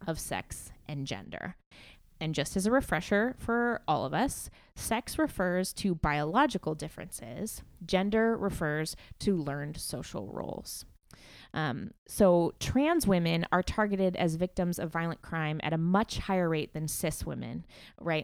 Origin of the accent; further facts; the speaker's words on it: McMinnville, Oregon, United States; McMinnville, my hometown